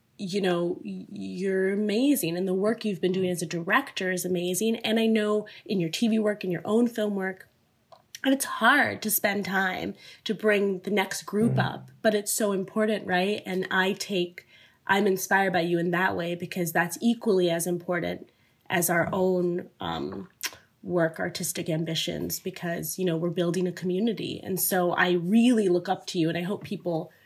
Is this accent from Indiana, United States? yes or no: yes; Northwest Indiana, United States; moved away as an adult; also born or lived in New York; my family's from India. I grew up in Indiana